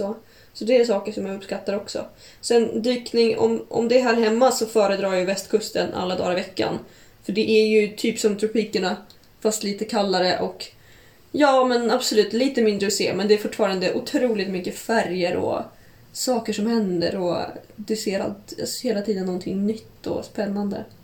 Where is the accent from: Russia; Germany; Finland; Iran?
Russia; Kaliningrad, Kaliningrad Oblast; now in Stockholm, Sweden; Kaliningrad, där jag kommer ifrån som jag brukar åka till varje sommar